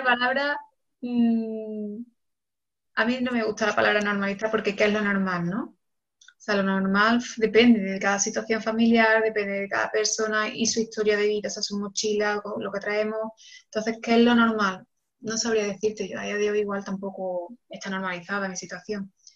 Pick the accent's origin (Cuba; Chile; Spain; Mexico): Spain; Córdoba, Andalusia; moved away as an adult; also born or lived in Barcelona / Senegal; ahora mismo vivo en, Córdoba, que es mi ciudad natal